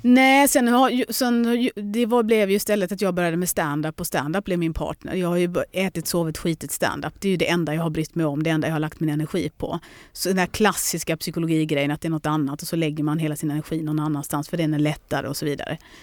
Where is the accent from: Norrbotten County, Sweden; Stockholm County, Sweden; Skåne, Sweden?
Skåne, Sweden; Lund; also born or lived in London; Jag kan dra hem till lilla Lund